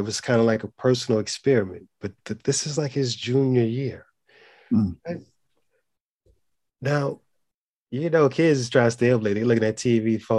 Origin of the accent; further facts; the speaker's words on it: Philadelphia, Pennsylvania, United States; So he started watching all Philly teams because I'm from Philly.